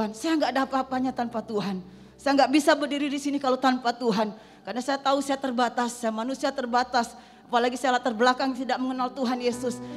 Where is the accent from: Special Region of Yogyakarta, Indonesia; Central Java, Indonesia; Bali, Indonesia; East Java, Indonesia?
Bali, Indonesia; saya berasal dari Bali. Orang tua, keluarga besar saya masih menganut agama Hindu.